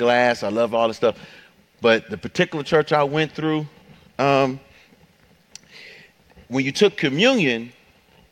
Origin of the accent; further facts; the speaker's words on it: Detroit, Michigan, United States; growing up in Detroit, at the end of your block, you know, it'd be like a corner store or something